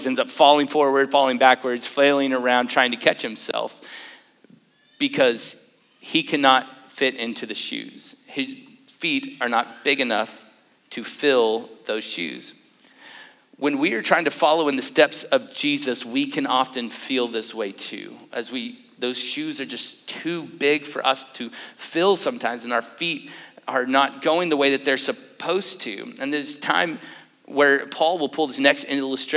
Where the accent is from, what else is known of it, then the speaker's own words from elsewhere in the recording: Lubbock, Texas, United States; I grew up in West Texas, in Lubbock to be exact